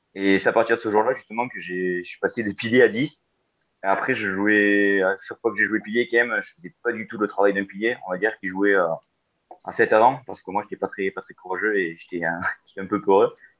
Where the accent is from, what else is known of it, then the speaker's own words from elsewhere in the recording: Decazeville, Occitania, France; moved away as an adult; now in Paris, France; chez moi, de ma ville natale à Decazy